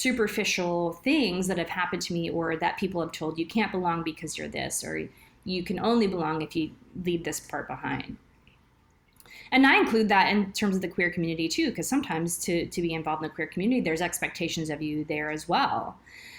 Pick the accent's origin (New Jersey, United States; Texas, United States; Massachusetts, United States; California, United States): Texas, United States; moved away as an adult; now in Alberta, Canada; I'm from Texas originally, and now I moved to Canada almost 20 years ago